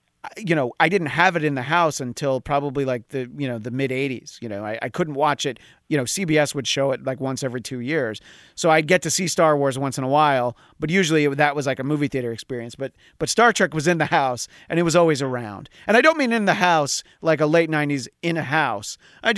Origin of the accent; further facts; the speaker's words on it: New York, United States; growing up in New York on WPIX.